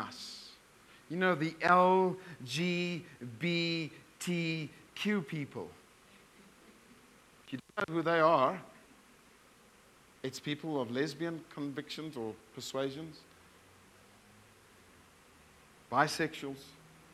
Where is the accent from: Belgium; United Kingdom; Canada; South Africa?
South Africa; now in Bulawayo, Zimbabwe; I come from Afrikaans, South Africa, male, white background.